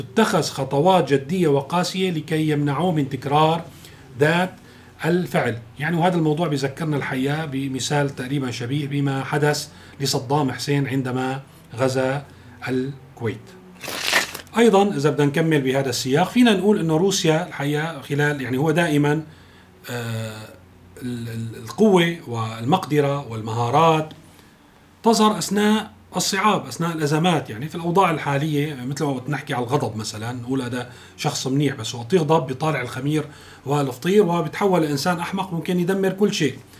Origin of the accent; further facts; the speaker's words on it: Syria; نحن ما لازم نصر كسوريين